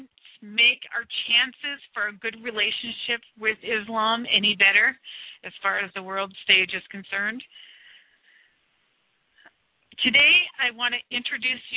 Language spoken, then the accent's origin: English; United States; I am from the United States of America